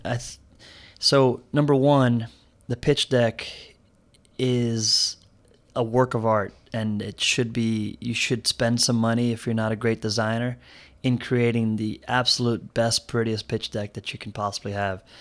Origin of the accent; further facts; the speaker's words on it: Miami, Florida, United States; also born or lived in Brazil; when I moved to Miami, I was part of a, a very diverse school.